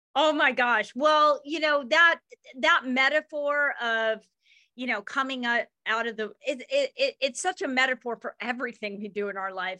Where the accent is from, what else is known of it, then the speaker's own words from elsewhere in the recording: Ketchum, Idaho, United States; not where I grew up in Ketchum's Own Valley